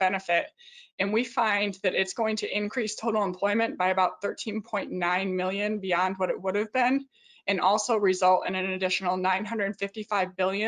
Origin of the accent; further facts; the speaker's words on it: Jamestown, New York, United States; moved away; I look at my hometown of New York, Jamestown, New York, and it's about 9 hours from New York City